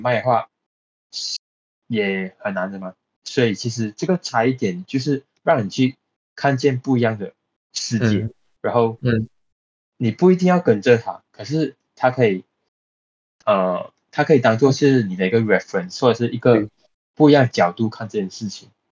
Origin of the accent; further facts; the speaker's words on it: Johor Bahru, Johor, Malaysia; 我出生在 G B